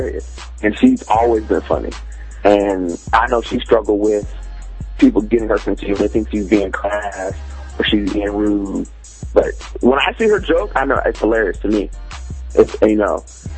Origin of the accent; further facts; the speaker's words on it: Vancouver, Washington, United States; also born or lived in California; I was born in California, and we moved up to Vancouver, Washington, which is across from Portland